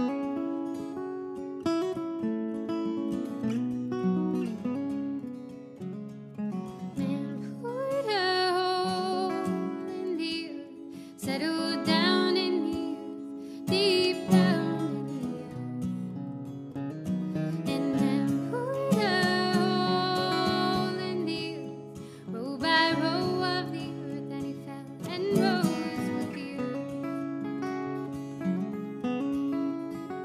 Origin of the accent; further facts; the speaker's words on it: Mesa, Arizona, United States; now in Tucson, United States; I grew up in Mesa, Arizona, and live down here in Tucson now